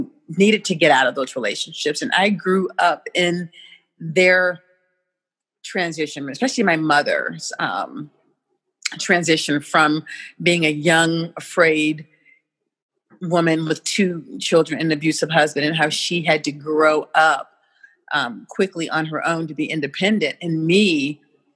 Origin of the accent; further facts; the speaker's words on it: St. Louis, Missouri, United States; My roots are in St. Louis, Missouri